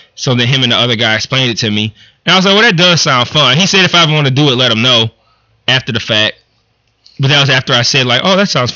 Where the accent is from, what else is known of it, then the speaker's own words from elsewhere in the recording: Detroit, Michigan, United States; growing up in Detroit